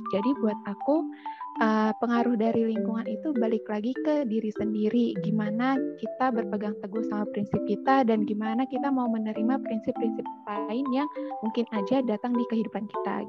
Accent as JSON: {"language": "Indonesian", "town": "Pangkalan Bun", "region": "Central Kalimantan", "country": "Indonesia", "said": "Aku dari Kalimantan Tengah, dari Pangkalan Bun"}